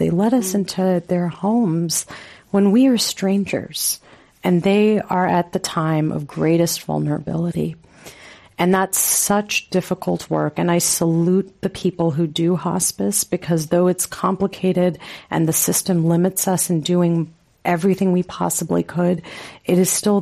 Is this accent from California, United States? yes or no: yes; Los Angeles, California, United States; where I grew up in Los Angeles